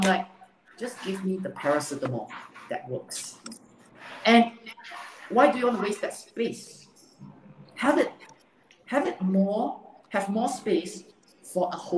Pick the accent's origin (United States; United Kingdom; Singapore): Singapore; I'm a true blue, born Singaporean based in Singapore